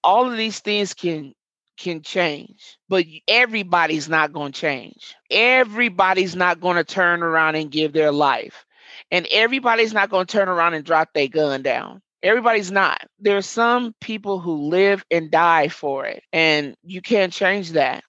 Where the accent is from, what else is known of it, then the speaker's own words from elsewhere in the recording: Omaha, Nebraska, United States; Murder Town is the neighborhood that I was born and raised in.